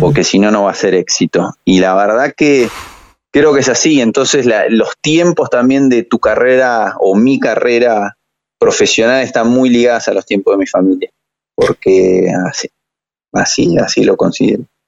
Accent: Argentina; soy un argentino

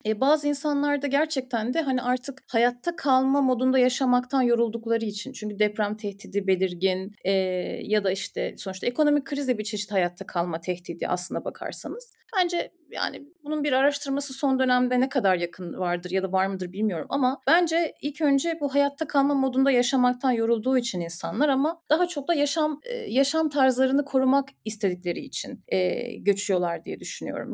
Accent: Istanbul, Turkey; moved away as an adult; Ben İstanbul'da büyüdüm, Acıbadem'de büyüdüm.

